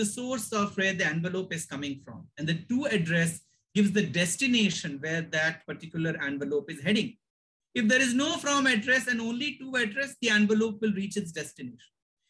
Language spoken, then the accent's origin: English; Mumbai, Maharashtra, India; moved away; I come from a Bombay